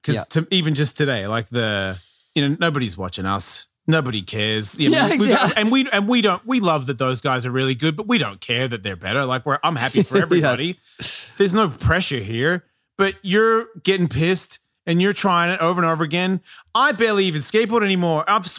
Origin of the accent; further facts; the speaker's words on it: Australia; because I'm an Australian.